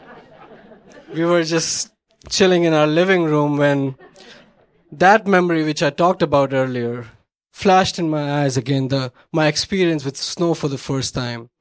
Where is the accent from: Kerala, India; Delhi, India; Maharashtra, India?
Maharashtra, India; Mumbai; moved away as an adult; now in Chicago, United States; where I came from Bombay, India, 80 degrees, 50% humidity.